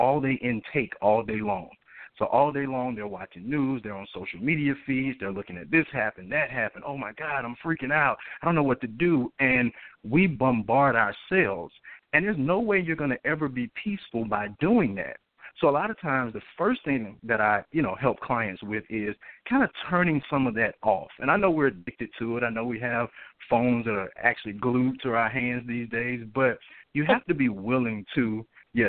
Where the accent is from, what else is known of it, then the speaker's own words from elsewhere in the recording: Atlanta, Georgia, United States; I'm originally from Atlanta, Georgia